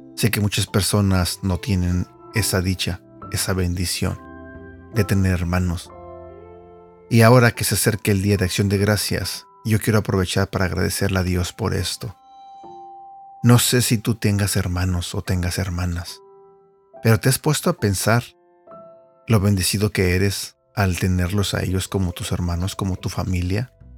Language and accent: Spanish; Mexico; yo crecí eh, en México con mis hermanos y mi mamá